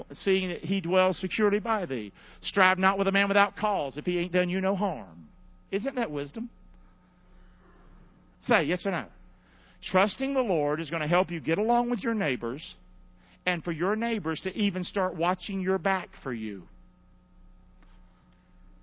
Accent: Rockingham, North Carolina, United States; now in Englewood, United States; I'm not from here. I'm from Rockingham, North Carolina. But Englewood's my town

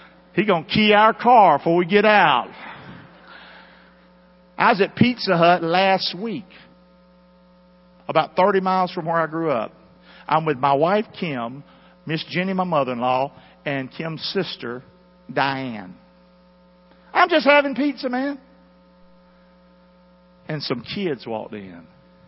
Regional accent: United States; moved away; we grew up together in Carolina.

